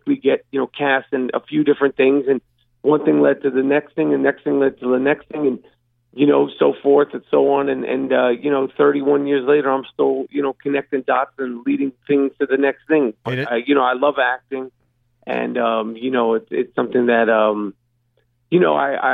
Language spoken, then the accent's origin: English; New York City, New York, United States; also born or lived in Brooklyn; I actually grew up in Manhattan, but went to school in Brooklyn